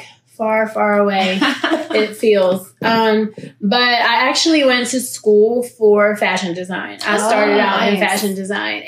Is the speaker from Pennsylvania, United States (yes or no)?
yes; Philadelphia, Pennsylvania, United States; also born or lived in Germany / New Jersey; I am from Philly. Okay. I am born in Philly. I moved to Germany when I was two